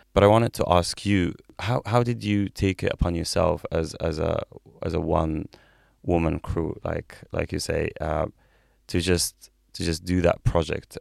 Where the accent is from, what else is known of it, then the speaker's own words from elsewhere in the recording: Egypt; moved away as an adult; I'm from Egypt